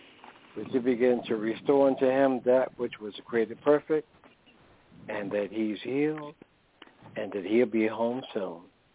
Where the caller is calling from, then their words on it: Newark, New Jersey, United States; I'm calling from Newark, New Jersey.